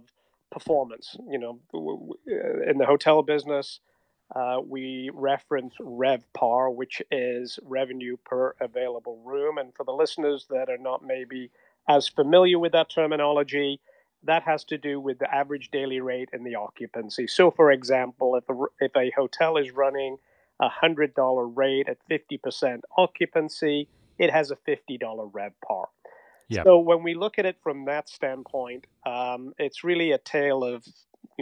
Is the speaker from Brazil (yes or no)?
no; England, United Kingdom; moved away as an adult; now in Newport Beach, United States; As you might detect from the accent, I'm originally from England